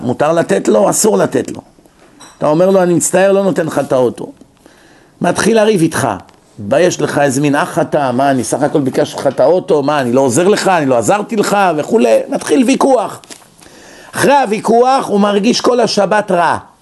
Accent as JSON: {"language": "Hebrew", "country": "Israel", "tie": "born or raised there", "moved": "yes", "lives_now": "United States", "said": "אנשים שגדלנו איתם בארץ"}